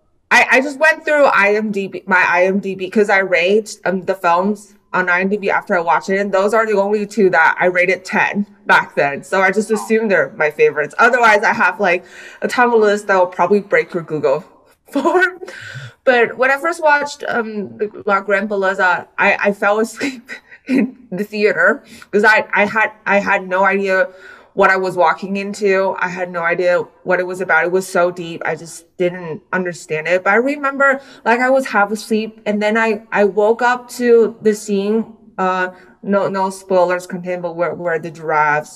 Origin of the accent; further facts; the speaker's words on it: Taiwan; also born or lived in United States; I was born in the US, but I grew up in Taiwan